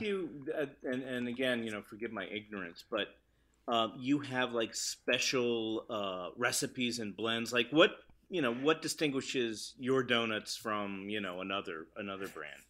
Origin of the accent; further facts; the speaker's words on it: New York, United States; I'm from New York